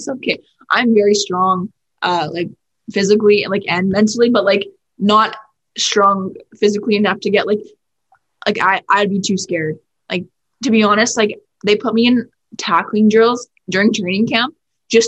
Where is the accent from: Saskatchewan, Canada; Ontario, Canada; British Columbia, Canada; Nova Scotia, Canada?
British Columbia, Canada; Vancouver; I'm from Vancouver, BC, in Canada